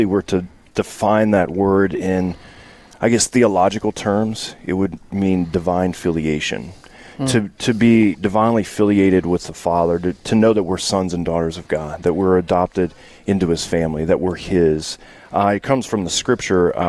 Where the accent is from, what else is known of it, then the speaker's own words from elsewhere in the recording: Louisiana, United States; I'm from Louisiana